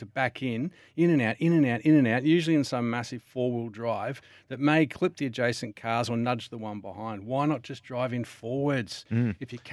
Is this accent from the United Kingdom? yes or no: no; Victoria, Australia; I'm from Victoria